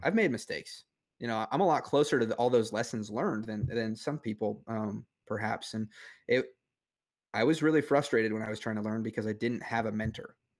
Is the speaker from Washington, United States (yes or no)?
no; Grand Island, Nebraska, United States; moved away; also born or lived in Kansas / Oklahoma; I grew up, uh, I grew up in Nebraska, uh, right off the, the banks of the Platte River